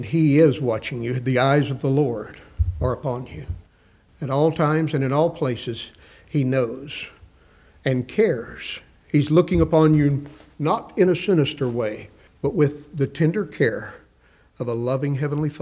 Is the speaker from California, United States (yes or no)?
no; West Texas, United States; I grew up in West Texas